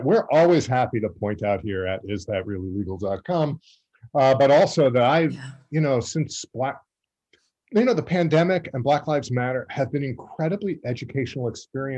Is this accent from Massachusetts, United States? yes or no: no; Massapequa Park, New York, United States; I grew up in Massapequa Park on the South Shore, which was often the working class / mafia section of Long Island